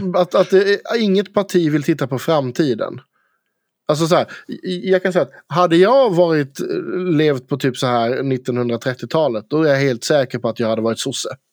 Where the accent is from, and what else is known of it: Karlskrona, Blekinge, Sweden; accent: Blekinge dialect; also born or lived in Fågelmara